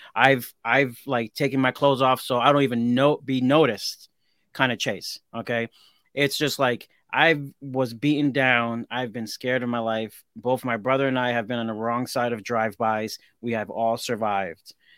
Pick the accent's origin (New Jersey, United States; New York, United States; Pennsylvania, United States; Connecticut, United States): Connecticut, United States; Hartford; I grew up in Hartford, Connecticut, the ghetto.